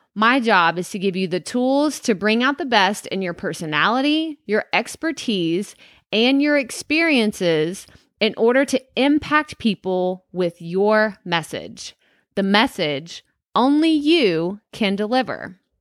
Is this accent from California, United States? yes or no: no; Athens, Texas, United States; also born or lived in San Marcos, Texas; Growing up in a small town in Texas, about an hour and a half east of Dallas